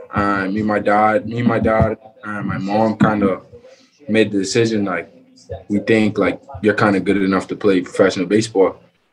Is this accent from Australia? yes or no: no; Freeport, Grand Bahama, Bahamas; also born or lived in Nassau, Bahamas; growing up in Freeport, always played baseball my whole life